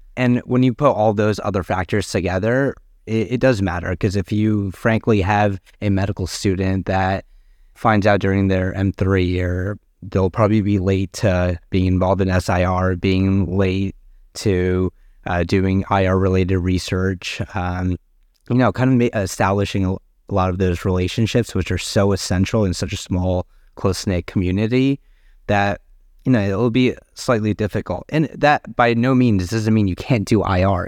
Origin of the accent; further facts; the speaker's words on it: New Jersey, United States; moved away as an adult; also born or lived in Boston; now in Washington, D.C., United States; I was born and raised in New Jersey